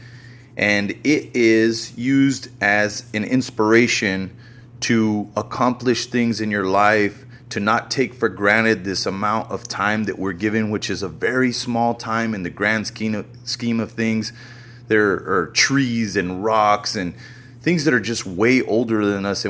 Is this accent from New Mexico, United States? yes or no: yes; New Mexico, United States; I'm from New Mexico